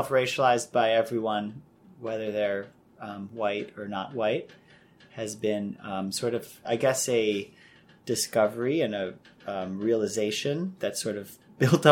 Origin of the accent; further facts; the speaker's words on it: Chicago, Illinois, United States; I'm half Irish and half Chinese, born and raised in Chicago